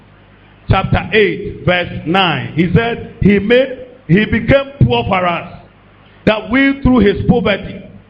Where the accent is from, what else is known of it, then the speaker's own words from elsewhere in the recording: Ghana; I stopped being a Ghanaian